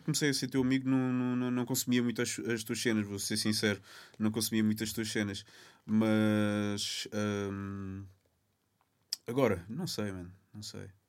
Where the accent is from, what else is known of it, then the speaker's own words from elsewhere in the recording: Lisbon, Portugal; also born or lived in Cape Verde; eu assumo como cabo-verdiano uh, lisboeta, que eu sempre vivia.